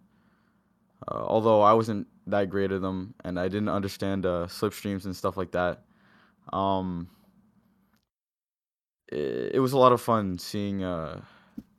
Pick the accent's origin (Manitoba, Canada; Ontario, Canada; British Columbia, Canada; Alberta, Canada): Ontario, Canada; Windsor; I grew up in Windsor alongside a lot of people here.